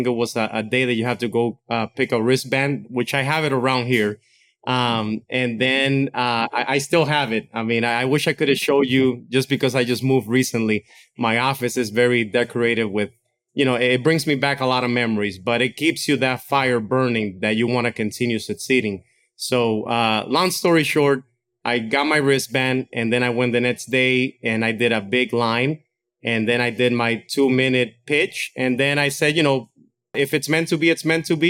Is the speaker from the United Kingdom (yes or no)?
no; Dominican Republic; now in United States; I was born and raised in Dominican Republic my whole life. So when I came to the States